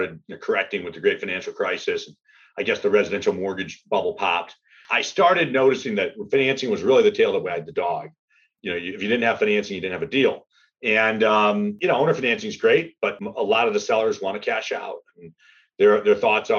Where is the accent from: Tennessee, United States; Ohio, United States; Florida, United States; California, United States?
Florida, United States; North; my hometown where I grew up in North Florida